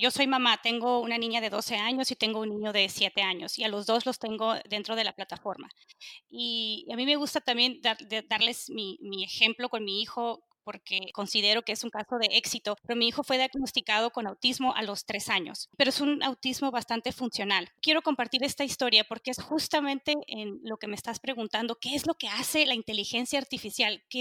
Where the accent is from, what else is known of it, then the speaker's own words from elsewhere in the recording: Mexico; soy mexicana, soy crecida en México, no soy ajena a lo que sucede en mi país